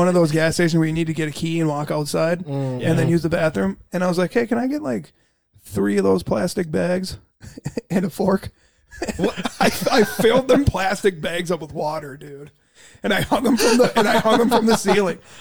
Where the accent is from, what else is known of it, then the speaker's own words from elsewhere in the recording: Minnesota, United States; I'm from Minnesota